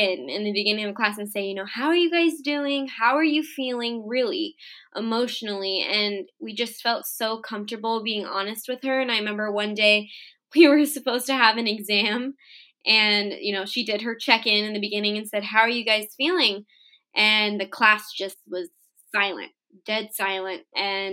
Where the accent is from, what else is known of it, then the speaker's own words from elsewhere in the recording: Orange County, Southern California, United States; I'm from Southern California, specifically Orange County